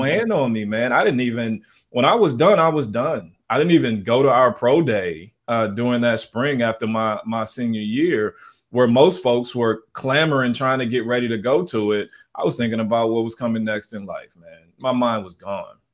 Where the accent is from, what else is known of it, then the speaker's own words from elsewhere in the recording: St. Louis, Missouri, United States; also born or lived in Southern California; now in San Jose, United States; I'm originally from Saint Louis, Missouri.